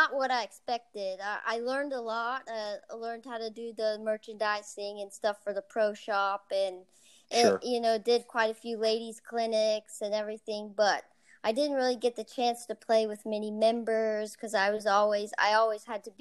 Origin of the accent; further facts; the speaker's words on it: Lakeland, Florida, United States; I was born and raised in Lakeland, Florida